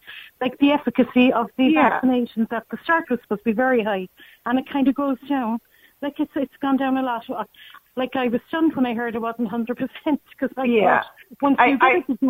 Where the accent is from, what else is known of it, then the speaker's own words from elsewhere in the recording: Cork, Munster, Ireland; I'm from Cork.